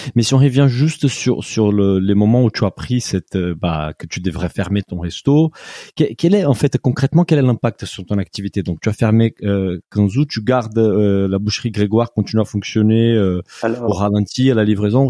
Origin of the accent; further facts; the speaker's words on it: Brazil; French is a second language; moved away; je viens du Brésil